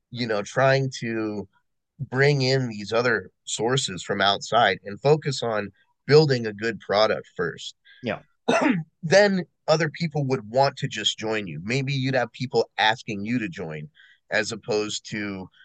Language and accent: English; United States; being an American